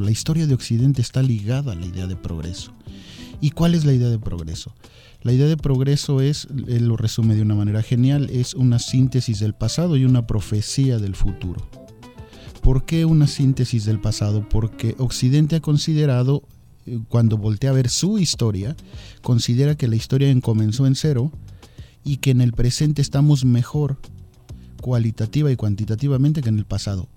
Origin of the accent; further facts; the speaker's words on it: Mexico; somos los mexicanos